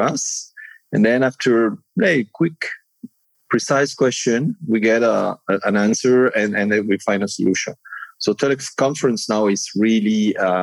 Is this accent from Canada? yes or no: no; Monaco; also born or lived in Nice, France / Cannes, France; I was born in Monaco